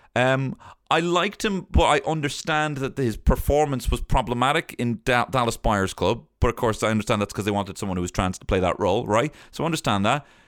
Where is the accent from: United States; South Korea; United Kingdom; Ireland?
Ireland; born or raised there